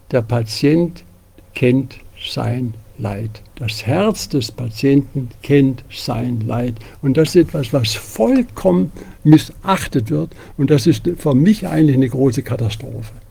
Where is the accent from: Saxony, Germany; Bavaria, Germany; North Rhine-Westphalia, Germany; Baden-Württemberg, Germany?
Baden-Württemberg, Germany; Tübingen; Ich komme ja aus Tübingen.